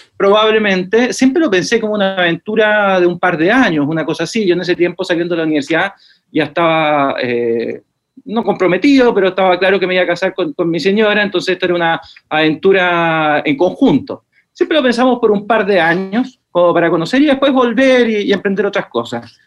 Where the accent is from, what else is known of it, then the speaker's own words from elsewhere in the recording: Santiago, Santiago Metropolitan Region, Chile; moved away as an adult; also born or lived in Los Ángeles, Biobío, Chile; de Santiago de Chile. Toda la vida nací acá, eh, y, pero viví hasta los 25 años en Santiago